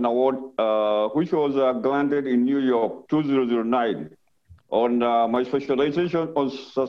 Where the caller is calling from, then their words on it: Nairobi, Kenya; I'm joining you from Nairobi.